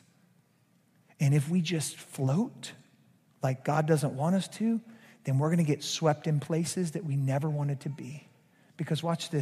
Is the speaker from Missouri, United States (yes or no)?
no; Georgia, United States; now in South Louisiana, United States; a Georgia boy like me, a former Georgia boy like me